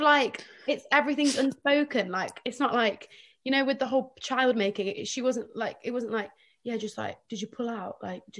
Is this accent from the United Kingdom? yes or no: yes; Nottingham, East Midlands, United Kingdom; I'm from Nottingham, and I'm 21.